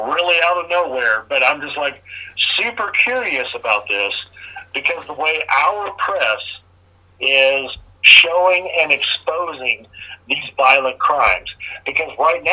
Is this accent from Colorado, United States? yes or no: yes; Colorado, United States; moved away; also born or lived in Arizona / Indiana; I grew up in Carmen, all of that shit in Colorado and Arizona